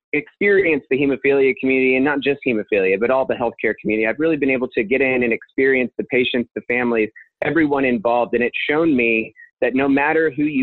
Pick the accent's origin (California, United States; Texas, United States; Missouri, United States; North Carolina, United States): Missouri, United States; Belton; also born or lived in Kansas City, Missouri; I grew up in Belton, Missouri, about 20 minutes south of here